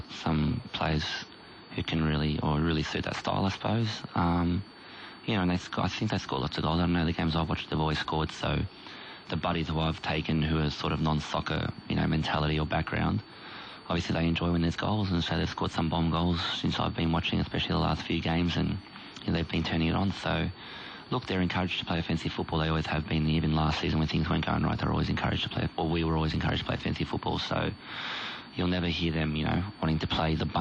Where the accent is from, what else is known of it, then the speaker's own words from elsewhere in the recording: Moorabbin, Victoria, Australia; I grew up in Moorabbin